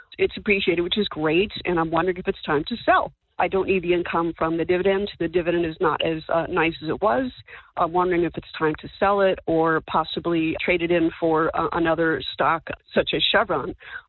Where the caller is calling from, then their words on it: Marin County, California, United States; I'm calling from County of Marin, just north of the Golden Gate Bridge.